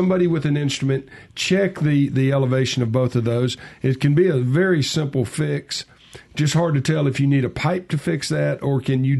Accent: Southaven, Mississippi, United States; I'm from South Haven

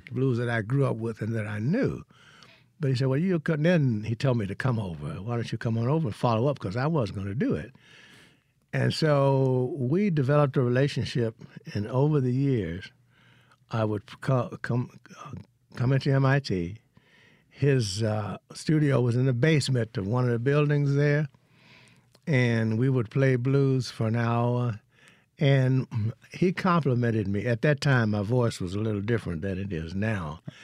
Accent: Hollandale, Mississippi, United States; moved away as an adult; also born or lived in Vicksburg, Mississippi / Boston, Massachusetts; I'm from Hollandale.

